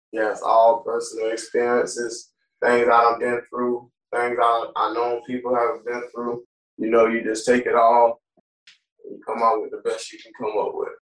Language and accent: English; Tarpon Springs, Florida, United States; also born or lived in Clearwater, Florida; I'm originally from Clearwater, Florida, but I grew up in Tarpon. I grew up in both areas